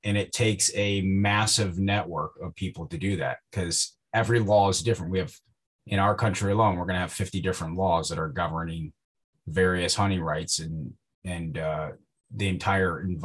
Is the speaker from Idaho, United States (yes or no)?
no; Northwest Ohio, United States; I grew up in Northwest Ohio. I grew up on a farm.